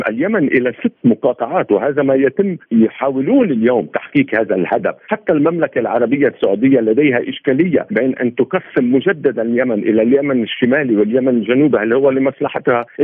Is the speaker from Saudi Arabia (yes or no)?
no; Lebanon; عندنا في لبنان، لبنان لا يوجد مفهوم الدوله الامه، نحن عده شعوب ضمن حي جغرافي ضيق